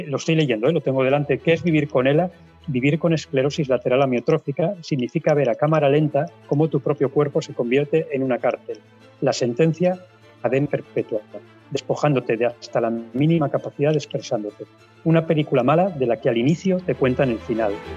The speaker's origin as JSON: {"language": "Spanish", "town": "Pola de Siero", "region": "Asturias", "country": "Spain", "lives_now": "Oviedo, Spain", "said": "yo vivo en Oviedo, pero soy de Pola de Siero"}